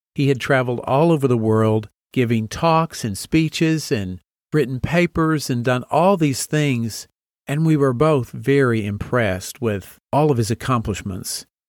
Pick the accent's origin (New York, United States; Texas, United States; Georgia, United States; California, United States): Texas, United States; Amarillo; moved away as an adult; also born or lived in Nashville, Tennessee / Boston, Massachusetts; I grew up in Amarillo, Texas